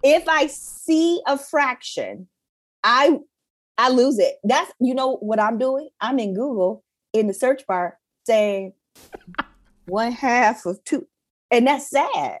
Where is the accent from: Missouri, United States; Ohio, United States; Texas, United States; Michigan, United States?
Michigan, United States; Detroit; growing up in Detroit, especially growing up in Detroit, at that time, like in the eighties and nineties